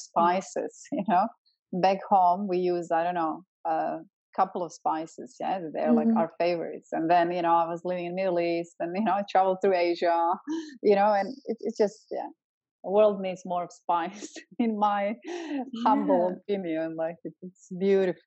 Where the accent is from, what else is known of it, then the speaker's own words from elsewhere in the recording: Croatia; moved away; I'm from ex-Yugoslavia, I'm from Croatia.